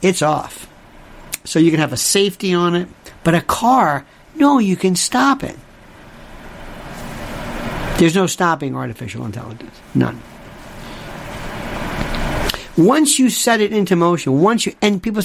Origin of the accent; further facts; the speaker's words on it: Florida, United States; I'm from Florida. We had orange juice